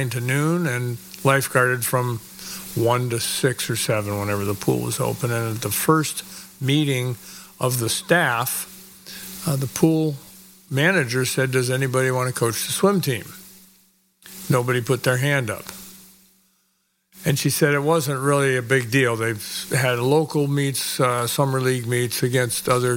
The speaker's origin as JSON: {"language": "English", "area": "the East", "region": "Massachusetts", "country": "United States", "tie": "born or raised there", "also_born_or_lived": "Vermont", "moved": "yes", "lives_now": "Marin County, United States", "said": "I was raised in the East, and I went to a small school in Massachusetts in high school."}